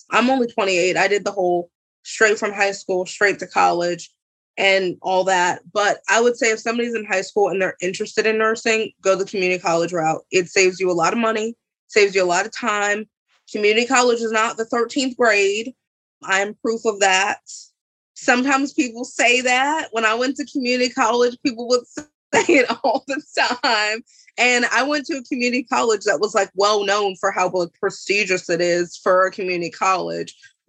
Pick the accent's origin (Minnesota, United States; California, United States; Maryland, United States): Maryland, United States; Columbia; now in Aberdeen, United States; Well, I'm now from Aberdeen, but I was from Columbia before.